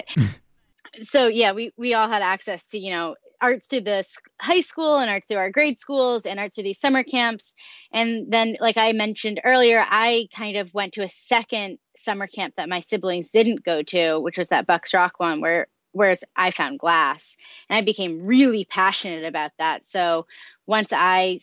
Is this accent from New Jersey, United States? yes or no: no; Marion, Massachusetts, United States; now in Marion, Illinois, United States; I'm originally from Marion, Massachusetts